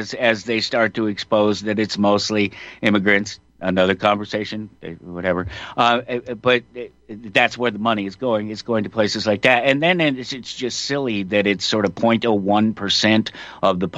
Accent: Colorado, United States; I'm from Colorado, born and raised.

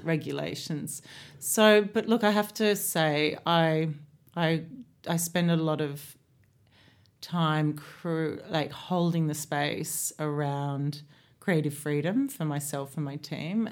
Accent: Australia; moved away as an adult; also born or lived in London; now in Ibiza, Spain; being Australian

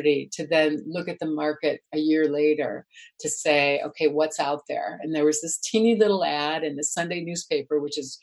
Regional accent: Illinois, United States; moved away as an adult; also born or lived in Milwaukee, Wisconsin; I grew up in Illinois, but I was married to this guy in Milwaukee, so that was my market

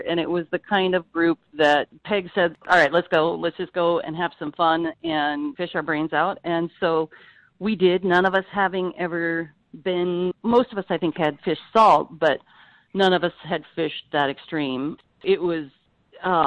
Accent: Eastern Washington, United States; moved away; I grew up in Eastern Washington

